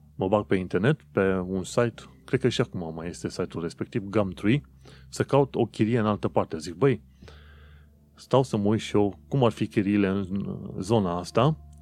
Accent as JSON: {"language": "Romanian", "country": "Romania", "moved": "as an adult", "lives_now": "London, United Kingdom", "said": "eu chiar sunt plecat din România, chiar am plecat în străinătate"}